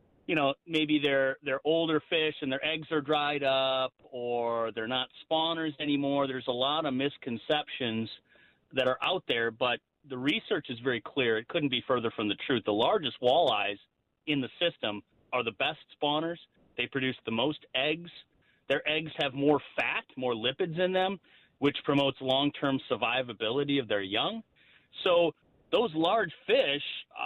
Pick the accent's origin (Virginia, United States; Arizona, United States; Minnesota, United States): Minnesota, United States; Lake of the Woods in my home state